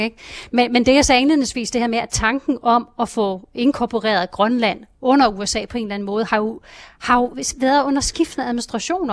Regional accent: Jutland, Denmark; nu er jeg jo selv fra Jylland

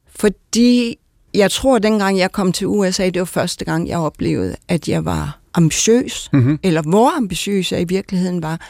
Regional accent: Denmark; moved away; also born or lived in United States; jeg til sidst længtes tilbage til Danmark, fordi vi har en anden dybde, og jeg havde brug for at blive genkendt i min danskhed

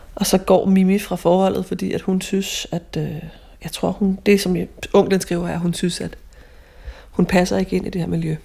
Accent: Ølstykke, Capital Region of Denmark, Denmark; moved away; tager jeg mod ølstykke til mit barndomshjem

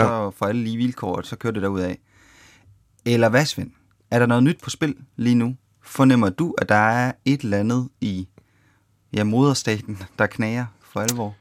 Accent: Denmark; vi danskere

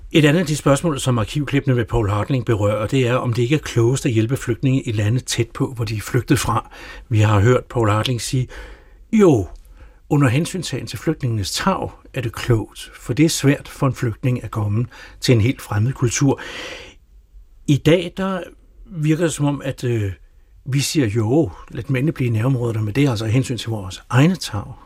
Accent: Denmark; som danskere

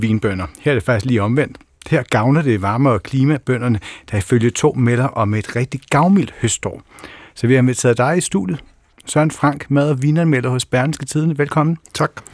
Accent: Kerteminde, Southern Denmark, Denmark; Jeg kommer fra Kerteminde.

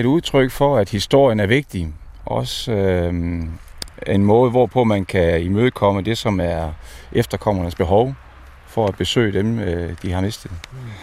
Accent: Denmark; vores bevidsthed som danskere

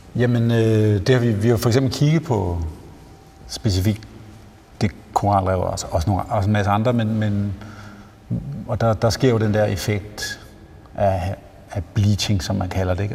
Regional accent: Jutland, Denmark; now in Copenhagen, Denmark; Jeg er selv jyde

